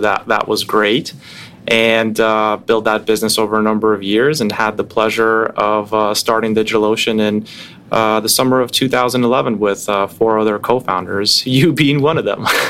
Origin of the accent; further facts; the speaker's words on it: New York City, New York, United States; also born or lived in Russia; I grew up in Brooklyn when hip hop was becoming mainstream